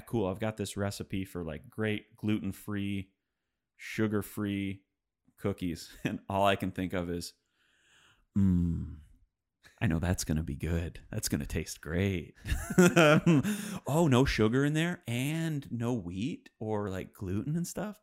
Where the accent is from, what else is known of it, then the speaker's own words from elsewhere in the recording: suburb of Detroit, Michigan, United States; moved away; I'm from Detroit, which, it's a suburb of Detroit. It's twenty miles west.